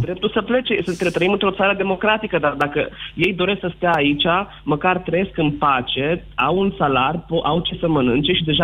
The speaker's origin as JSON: {"language": "Romanian", "town": "Arad", "region": "Arad County", "country": "Romania", "said": "Eu sunt din Arad"}